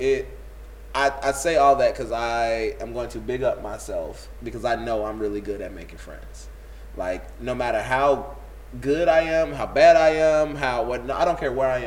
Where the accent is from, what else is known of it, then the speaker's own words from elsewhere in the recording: Inglewood, California, United States; also born or lived in Riverdale; I'm from Inglewood, 69th and Elizabeth